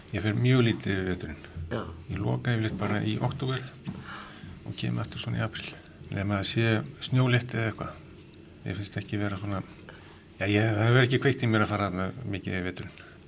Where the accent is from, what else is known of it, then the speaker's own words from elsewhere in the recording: Reykjavík, Capital Region, Iceland; Við erum alltaf úr Reykjavík